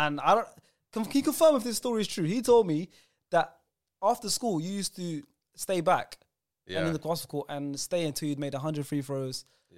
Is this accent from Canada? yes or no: no; London, United Kingdom; I grew up in Brent.